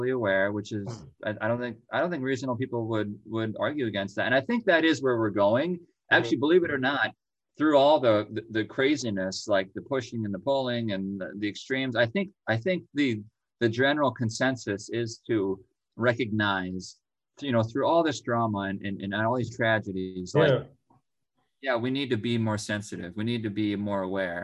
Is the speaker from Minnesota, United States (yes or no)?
yes; Minnesota, United States; my home state of Minnesota